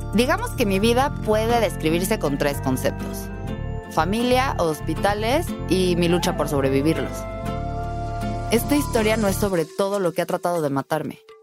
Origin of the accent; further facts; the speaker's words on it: Querétaro, Mexico; Nací en Querétaro, México, en 1989